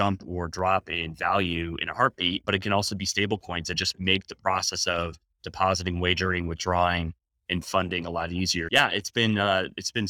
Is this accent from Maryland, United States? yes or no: no; Wisconsin, United States; ever since the late 80s growing up in Wisconsin